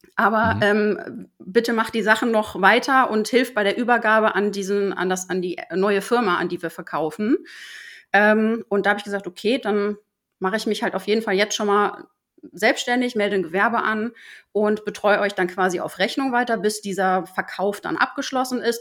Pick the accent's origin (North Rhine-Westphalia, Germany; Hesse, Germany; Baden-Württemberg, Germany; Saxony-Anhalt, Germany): North Rhine-Westphalia, Germany; Ruhr area; moved away as an adult; now in Hamburg, Germany; komme aber eigentlich aus dem Ruhrpott